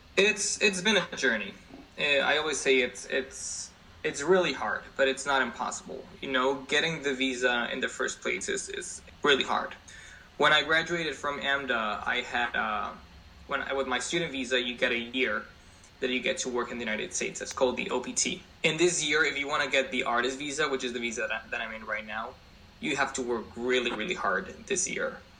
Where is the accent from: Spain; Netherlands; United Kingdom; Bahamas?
Spain; English is a second language; moved away as an adult; now in New York City, United States; I was born and raised in Spain